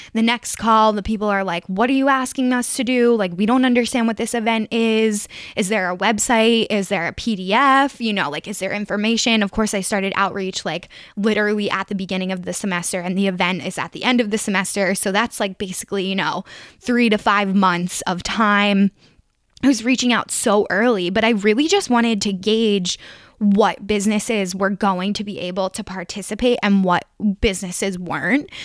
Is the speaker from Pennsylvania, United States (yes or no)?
yes; greater Philadelphia area, Pennsylvania, United States; moved away as an adult; also born or lived in Harrisonburg; if I was doing this at home, you know, maybe I could call my grandfather. I, like, I know people in the greater Philadelphia area